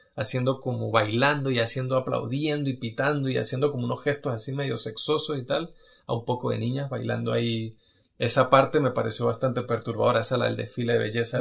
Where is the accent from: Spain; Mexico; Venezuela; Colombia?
Venezuela; moved away; Yo soy venezolano